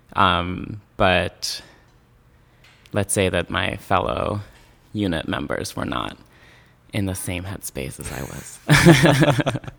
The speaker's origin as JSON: {"language": "English", "town": "Yokneam", "region": "Haifa District", "country": "Israel", "tie": "born or raised there", "moved": "as an adult", "lives_now": "New York City, United States", "said": "I grew up in Yoke Now, which is a suburb of Haifa"}